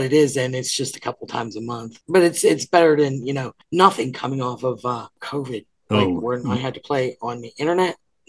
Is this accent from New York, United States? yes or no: no; Pittsburgh, Pennsylvania, United States; moved away as an adult; now in Sierra Vista, United States; I'm from Pittsburgh